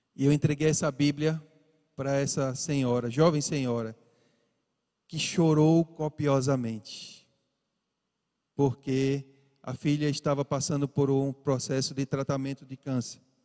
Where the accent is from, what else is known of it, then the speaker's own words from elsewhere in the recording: Recife, Pernambuco, Brazil; sou daqui de Recife, de Pernambuco, desde pequeno.